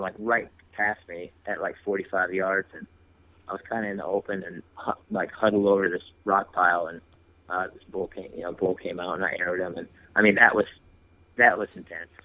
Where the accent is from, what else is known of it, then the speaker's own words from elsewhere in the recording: Wisconsin, United States; I grew up in Wisconsin, uh, west west central, so between like Eau Claire and Lacrosse.